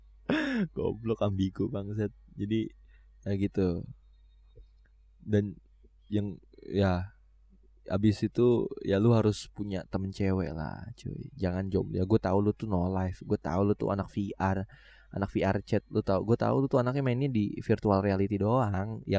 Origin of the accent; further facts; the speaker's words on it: Tangerang, Banten, Indonesia; gua itu ada di dalam komunitas potret Tangerang kalau nggak salah iya potret Tangerang karena gue orang Tangerang gitu